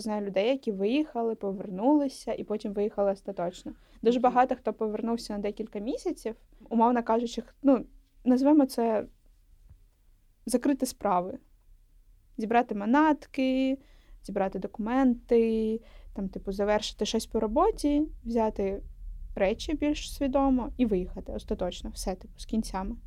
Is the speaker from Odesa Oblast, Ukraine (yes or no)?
no; Donetsk, Donetsk Oblast, Ukraine; also born or lived in Horishni Plavni / Kremenchuk; now in Kyiv, Ukraine; я з Донецька